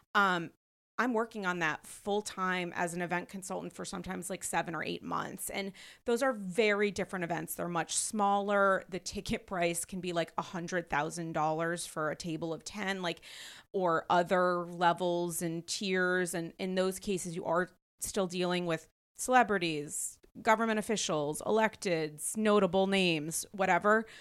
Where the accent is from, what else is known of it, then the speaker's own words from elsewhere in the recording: New York, United States; as a New Yorker